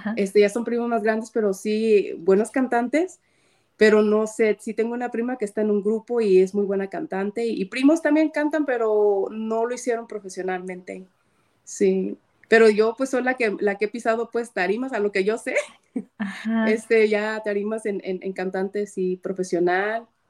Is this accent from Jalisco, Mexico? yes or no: yes; Guadalajara, Jalisco, Mexico; soy tapatía